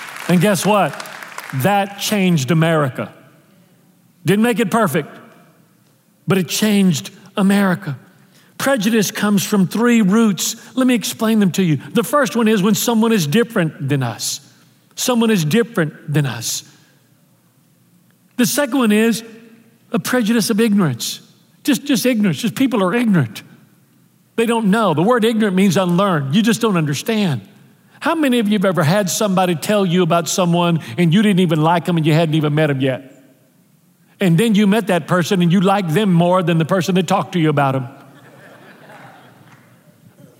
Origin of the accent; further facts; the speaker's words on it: United States; also born or lived in Houston, Texas; I'm American. I'm proud to be an American